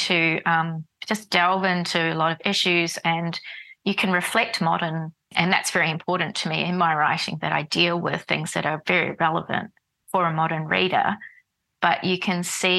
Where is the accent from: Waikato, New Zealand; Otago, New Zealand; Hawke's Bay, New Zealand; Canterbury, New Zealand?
Otago, New Zealand; Dunedin; moved away as an adult; also born or lived in Wellington, New Zealand / Berlin, Germany; now in Melbourne, Australia; Port Chalmers, which is the port of the city of Dunedin, where I grew up in New Zealand.